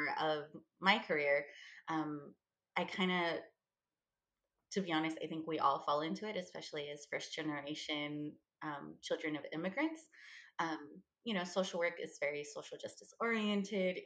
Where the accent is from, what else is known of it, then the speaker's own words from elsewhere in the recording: Los Angeles, California, United States; moved away as an adult; also born or lived in Davis, California; now in Solano County, United States; I'm originally from Los Angeles, and then I moved out for the LA area